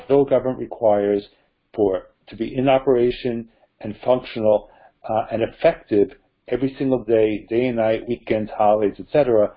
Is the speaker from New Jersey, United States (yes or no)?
yes; New Jersey, United States; my home state of New Jersey